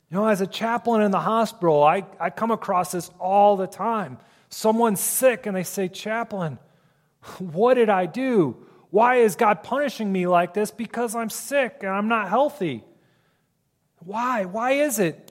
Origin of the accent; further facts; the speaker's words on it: Ohio, United States; now in Michigan, United States; I grew up in Ohio, so I am an Ohio State fan